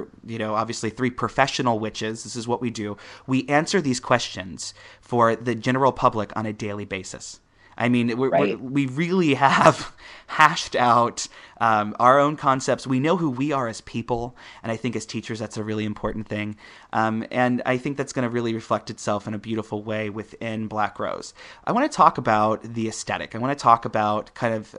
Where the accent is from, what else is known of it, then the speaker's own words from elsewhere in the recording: Midwest, United States; I'm coming from the Midwest.